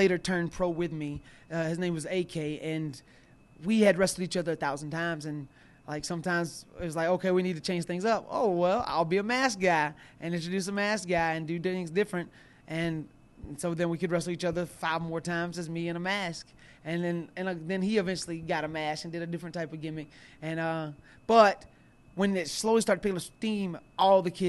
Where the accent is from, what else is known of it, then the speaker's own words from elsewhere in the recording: the South, United States; accent: Southern twang; where I'm from the South, and, of course, I have a Southern twang to my voice